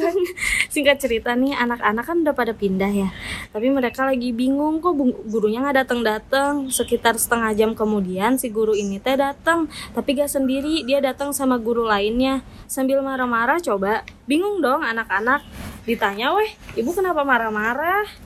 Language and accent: Indonesian; Bandung, West Java, Indonesia; Kalau aku sih asalnya Bandung dan ada urban legend namanya hantu Nancy.